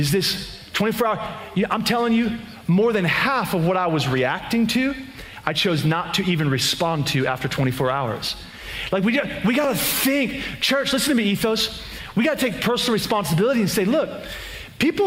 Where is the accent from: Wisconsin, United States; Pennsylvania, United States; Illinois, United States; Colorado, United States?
Pennsylvania, United States; just outside of Philadelphia; moved away; We were actually in Pennsylvania, in my hometown, just outside of Philadelphia, PA